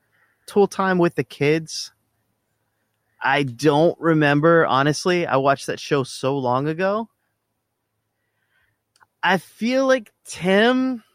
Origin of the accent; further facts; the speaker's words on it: Sedley, Virginia, United States; I grew up in Sedley, Virginia.